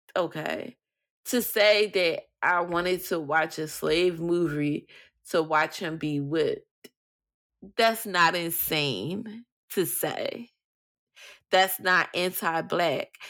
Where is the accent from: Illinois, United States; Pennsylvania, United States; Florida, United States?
Pennsylvania, United States; Philadelphia; I'm from Philly